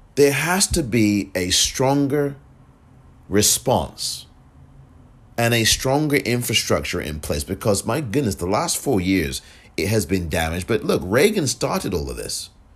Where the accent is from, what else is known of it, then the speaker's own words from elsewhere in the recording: England, United Kingdom; now in United States; I'm from England